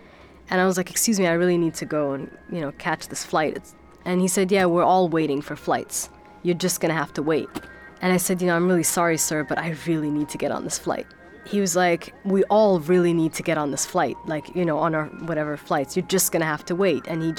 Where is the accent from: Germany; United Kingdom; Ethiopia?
Germany; born or raised there; also born or lived in Sudan